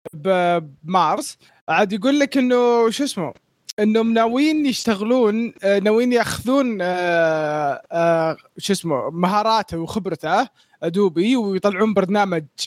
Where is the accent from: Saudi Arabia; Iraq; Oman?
Saudi Arabia; عندنا في السعودية